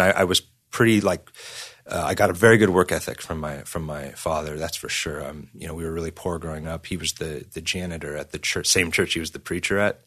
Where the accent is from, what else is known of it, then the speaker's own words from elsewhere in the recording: San Diego, California, United States; growing up in San Diego, I s, first started playing in bands in church